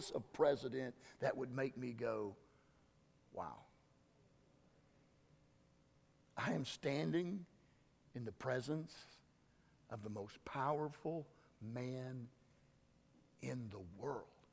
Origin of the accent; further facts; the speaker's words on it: Southwest Kansas, United States; I'm from Southwest Kansas